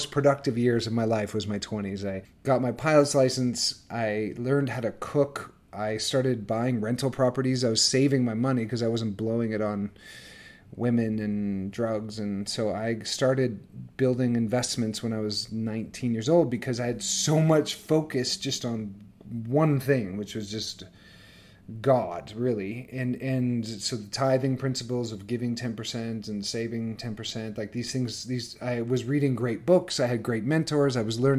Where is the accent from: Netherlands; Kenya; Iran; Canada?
Canada; Northern Canada; I grew up in Northern Canada. On a farm